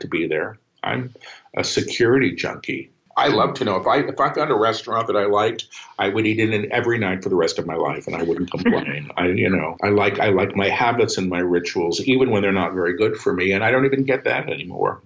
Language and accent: English; New York City, New York, United States; moved away as an adult; now in Maui, United States; I'm a New Yorker